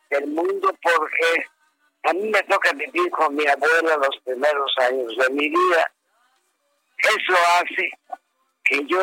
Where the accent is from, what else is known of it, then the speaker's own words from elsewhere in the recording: Yucatán, Mexico; yo, soy un yucateco que ya por origen tengo esa tranquilidad